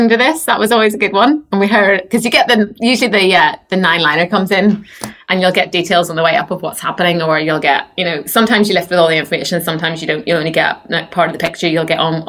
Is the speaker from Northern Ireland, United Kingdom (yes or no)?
yes; Northern Irish, Northern Ireland, United Kingdom; now in Basingstoke, United Kingdom; me being Northern Irish